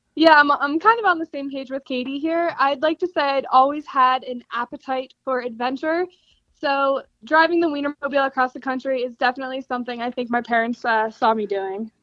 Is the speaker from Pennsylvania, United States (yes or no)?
yes; Pittsburgh, Pennsylvania, United States; I am from Pittsburgh, Pennsylvania